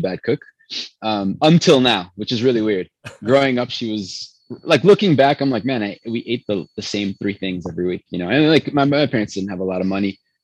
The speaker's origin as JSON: {"language": "English", "town": "Chicago", "region": "Illinois", "country": "United States", "tie": "born or raised there", "also_born_or_lived": "Venezuela", "first_language": "Spanish", "second_language": "English", "said": "So family is Colombian, born in Chicago. I was actually raised in Venezuela though"}